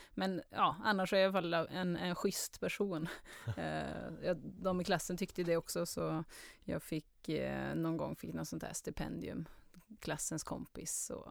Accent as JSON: {"language": "Swedish", "town": "Karlstad", "region": "Värmland", "country": "Sweden", "tie": "born or raised there", "also_born_or_lived": "Germany", "said": "Karlstad Så värmlänning ehm, Jag har väl kanske inte jättetydlig Karlstad-dialekt Utan folk brukar tro att jag kommer från typ Trollhättan eller Borås, att det är någonstans mittemellan. Um, men där är i alla fall uppväxt. Och i Tyskland har jag bott också"}